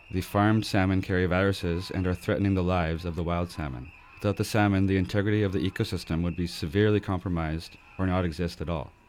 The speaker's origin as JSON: {"language": "English", "country": "United Kingdom", "said": "I'm British and Punjabi."}